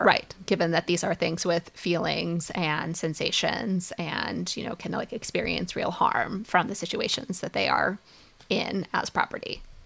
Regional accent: Minnesota, United States; I, I grew up in Minnesota

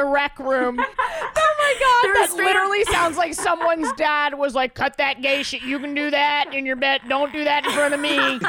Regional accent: New York City, New York, United States; Like I grew up totally secular in New York City.

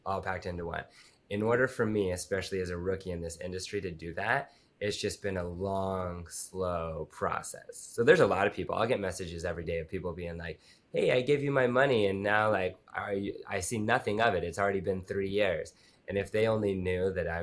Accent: Utah, United States; I grew up in Utah and the place where I grew up in the mountains

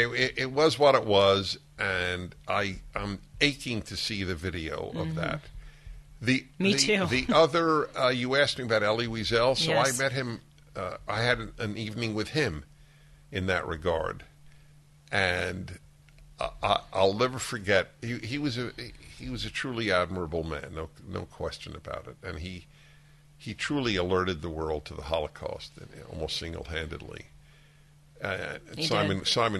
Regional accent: New York, United States; moved away as an adult; I used to go to Carnegie Hall every week when I lived in New York till I was 25, 26

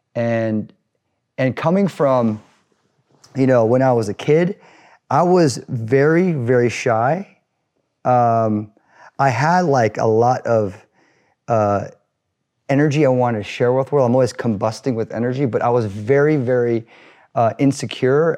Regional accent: Newport Beach, California, United States; growing up in Newport Beach, um, not being able to fit

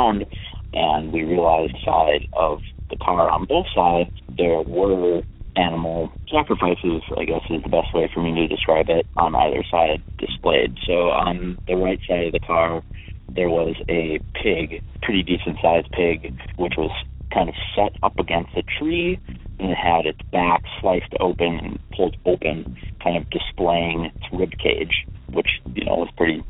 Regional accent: Sheboygan Falls, Wisconsin, United States; now in Minnesota, United States; I grew up in Sheboygan County, Sheboygan Falls, Wisconsin

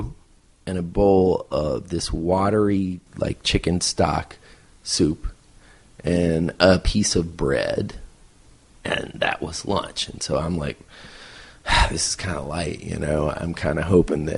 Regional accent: United States; Okay, I'm American

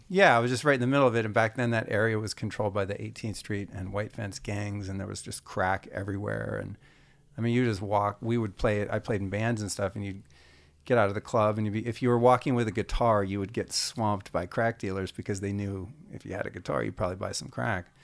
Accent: Northern California, United States; also born or lived in Idaho; I'm from Northern California in the '70s, so like I grew up two counties south of Humboldt County

